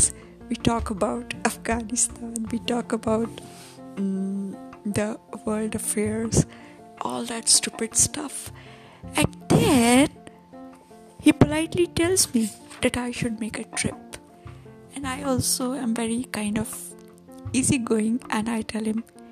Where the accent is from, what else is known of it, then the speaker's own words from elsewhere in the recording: India; I love my India.